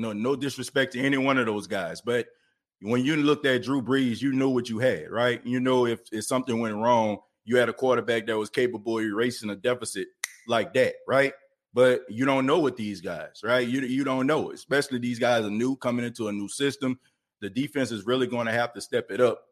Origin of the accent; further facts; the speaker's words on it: New Orleans, Louisiana, United States; I'm from New Orleans, okay? Born and raised in the Nightwood